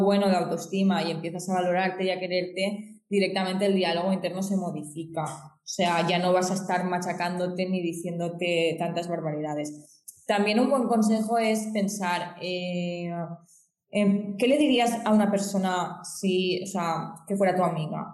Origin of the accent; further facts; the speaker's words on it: Xàtiva, Valencian Community, Spain; yo soy de Sativa, Valencia, eh, España